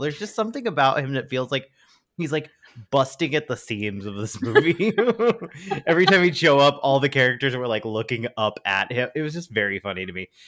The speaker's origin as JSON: {"language": "English", "region": "California", "country": "United States", "tie": "born or raised there", "also_born_or_lived": "Oklahoma", "said": "I was born in California"}